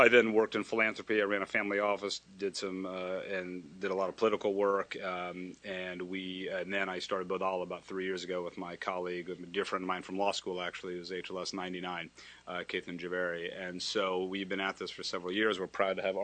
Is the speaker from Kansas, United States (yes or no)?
yes; Kansas, United States; moved away as an adult; I'm from a state called Kansas. You fly over it on your way to Napa or wherever we go. My parents are doctors from India. They kind of came over. If you know, there's a fair amount of Indian American physicians in any small town, mid large town, whatever. So I was raised there